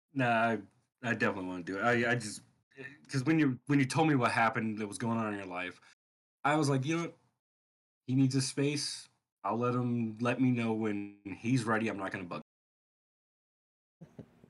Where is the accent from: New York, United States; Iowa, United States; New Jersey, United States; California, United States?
California, United States; Sacramento; moved away as an adult; I moved out of Sacramento, where I had, that's my hometown, grew up, lived there, Sacramento, California